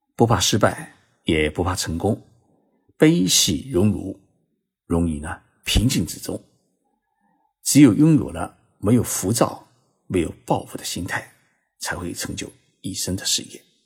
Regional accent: China; 用我们中国人的眼睛啊，来看日本历史

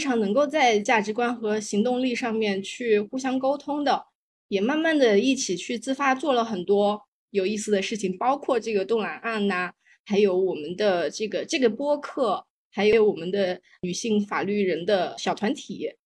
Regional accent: China; 我从小在大陆长大

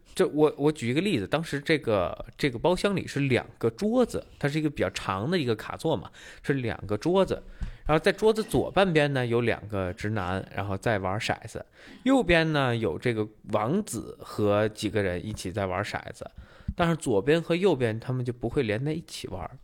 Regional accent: northern China, China; now in Singapore; 作为一个北方人的，可能稍微开朗了一些

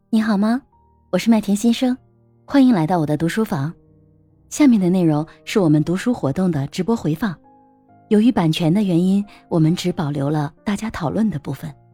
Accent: China; 我们中国人

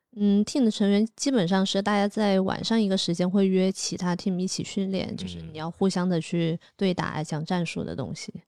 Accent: Nanning, Guangxi, China; moved away; 我是在南宁长大的嘛

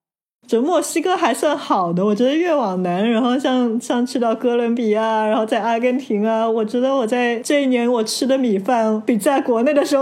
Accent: China; 我们中国人

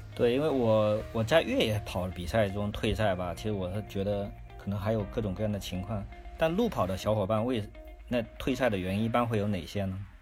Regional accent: Fujian, China; now in northern China; 我是一个福建人，然后这些人呢，一直生活在这个北方，就将近二十年了

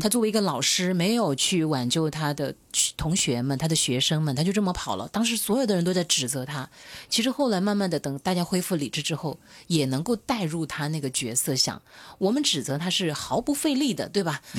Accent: Hunan, China; 因为我是湖南女人

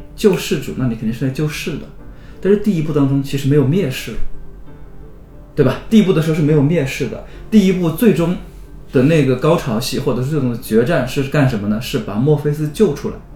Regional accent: China; 我们中国人

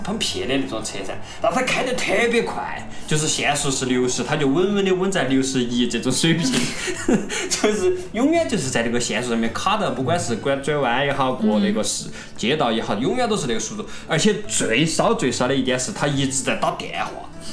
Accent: China; moved away as an adult; now in Germany; 我们中国人的文化

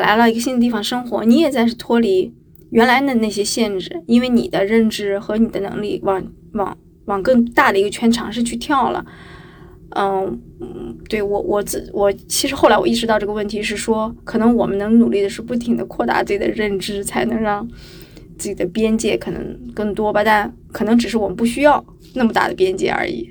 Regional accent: Qingdao, Shandong, China; now in Hangzhou, China; 我是青岛人嘛，旅游城市的人

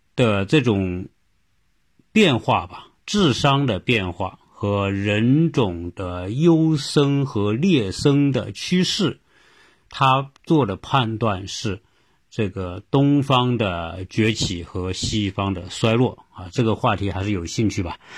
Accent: China; 和我们中国人

